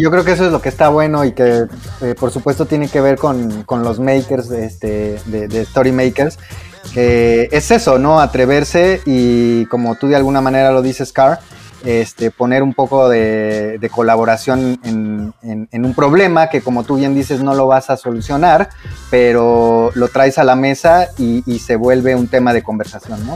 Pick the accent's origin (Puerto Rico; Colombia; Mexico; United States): Mexico; como mexicanos